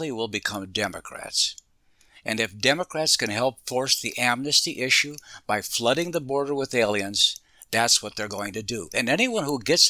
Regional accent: United States; being born an American

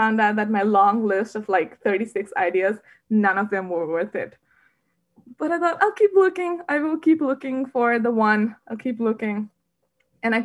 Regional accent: Varanasi, Uttar Pradesh, India; moved away as an adult; also born or lived in Bangalore, India; I was raised in Varanasi, India

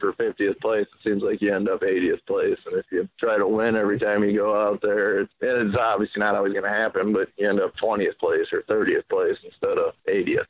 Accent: Minnesota, United States; Growing up in Minnesota

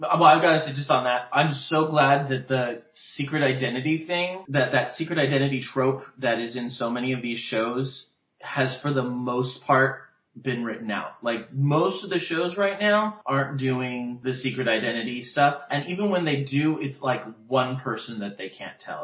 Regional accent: West Covina, California, United States; now in Palm Springs, United States; my hometown, West Covina

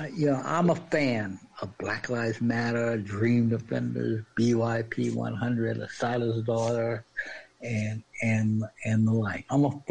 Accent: Washington, District of Columbia, United States; because I was from Washington, D.C.

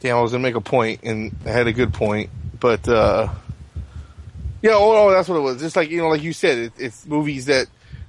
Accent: United States; as an American

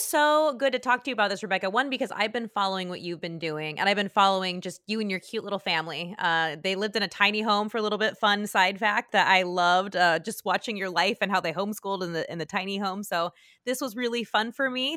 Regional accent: California, United States; I grew up in California

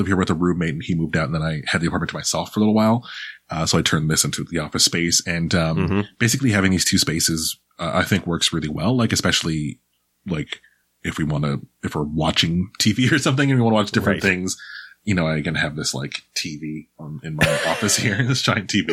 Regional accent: Toronto, Ontario, Canada; also born or lived in Pickering, Ontario; I was raised in, Scarborough for a good chunk of my life and then, in Pickering for another chunk of my life

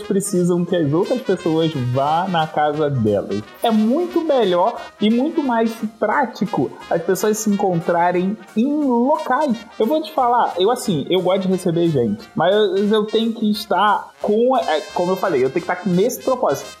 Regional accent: Rio de Janeiro, Brazil; eu sou carioca

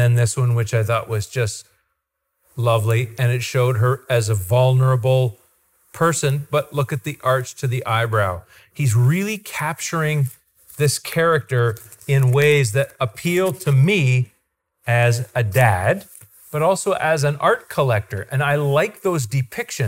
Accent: Goderich, Ontario, Canada; I'm from Ontario. And he goes, where are you from? And I say, Goderich

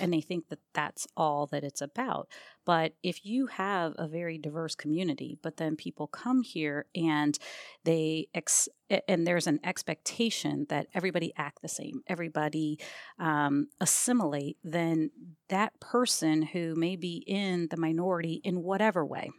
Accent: Maryland, United States; also born or lived in Albany, New York; I was born in Albany, but at age four, we moved down to Maryland

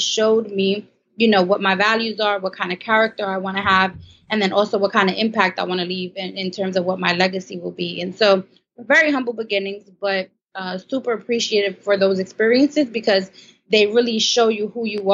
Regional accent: Brooklyn, New York, United States; I grew up in Brooklyn, New York.

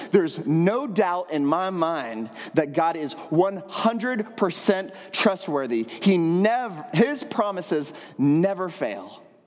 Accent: Texas, United States; moved away as an adult; now in San Juan, Puerto Rico; I grew up in Texas

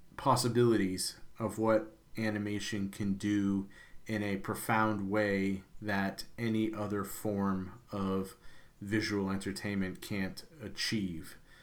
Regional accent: United States; as an American

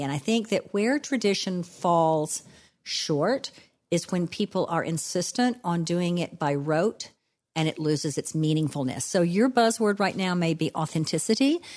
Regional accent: DeRidder, Louisiana, United States; now in New Orleans, United States; I am a child of the South. I grew up in DeRidder, Louisiana, and I still live in New Orleans, Louisiana

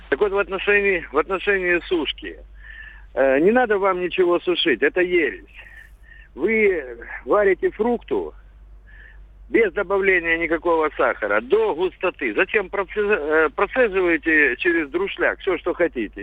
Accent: Sevastopol, Crimea, Ukraine; у нас в Крыму, я из Севастополя

